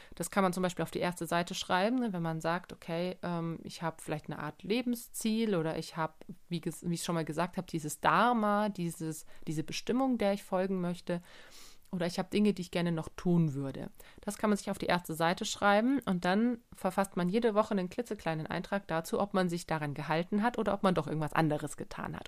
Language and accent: German; Germany; bei uns in Deutschland